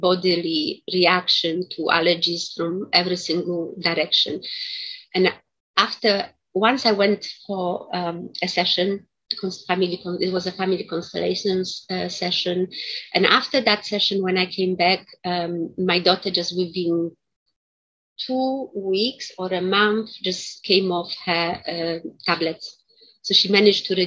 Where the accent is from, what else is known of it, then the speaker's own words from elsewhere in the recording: Poland; moved away; also born or lived in United Kingdom; I was born in Poland.